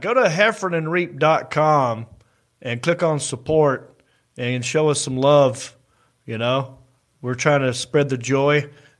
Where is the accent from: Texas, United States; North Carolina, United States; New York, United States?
North Carolina, United States; Hickory; I'm the hick from Hickory.